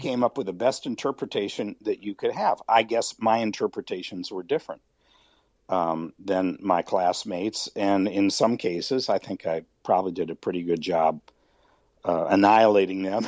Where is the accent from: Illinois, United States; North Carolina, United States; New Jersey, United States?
Illinois, United States; just outside of Chicago; I grew up just outside of Chicago